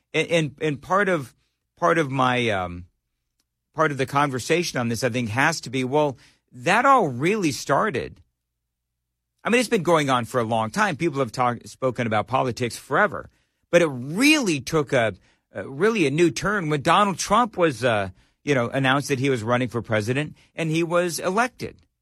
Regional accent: Los Angeles, California, United States; also born or lived in Colorado Springs, Colorado / Denver, Colorado / Richmond, Virginia / Fort Wayne, Indiana; now in Nashville, United States; I, I was born and raised in Los Angeles

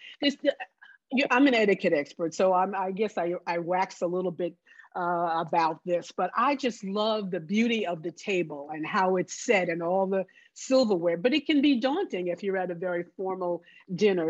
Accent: New Jersey, United States; moved away; also born or lived in the South; I grew up in New Jersey. I went to school in the South, but I grew up in New Jersey

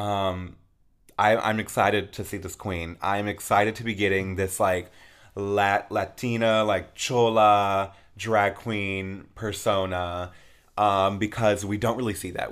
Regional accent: Peoria, Arizona, United States; I'm from Peoria, Arizona, and I went to Peoria High School

